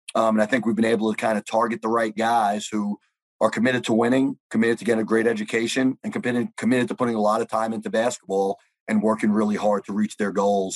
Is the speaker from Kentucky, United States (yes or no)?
no; New York, United States; I'm from New York